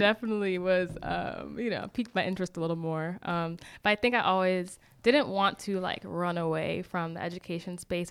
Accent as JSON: {"language": "English", "town": "Boston", "region": "Massachusetts", "country": "United States", "also_born_or_lived": "Decatur, Georgia", "moved": "as an adult", "said": "I am originally from Boston, Massachusetts."}